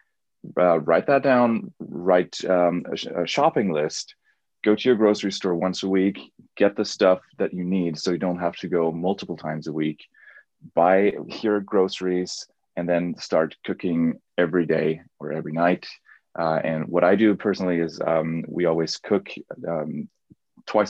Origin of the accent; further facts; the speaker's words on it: Germany; I'm from Germany